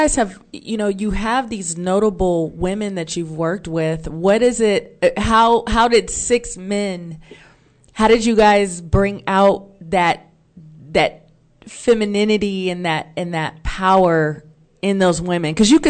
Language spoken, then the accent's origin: English; Oakland, California, United States; I grew up in Oakland, California. And for us on the West Coast